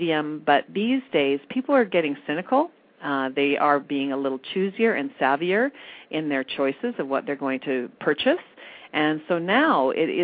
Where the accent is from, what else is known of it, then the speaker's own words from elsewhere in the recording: Red Deer, Alberta, Canada; now in Calgary, Canada; I do have a tie to Red Deer. That's my hometown